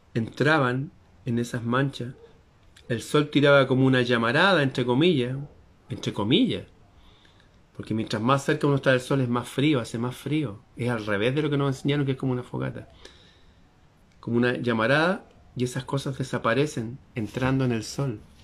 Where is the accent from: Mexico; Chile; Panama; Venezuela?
Chile; la bandera de mi país, Chile